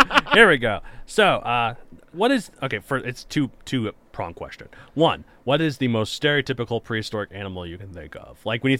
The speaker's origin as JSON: {"language": "English", "region": "Texas", "country": "United States", "tie": "born or raised there", "moved": "yes", "lives_now": "Colorado, United States", "said": "I grew up in Texas. That's humid."}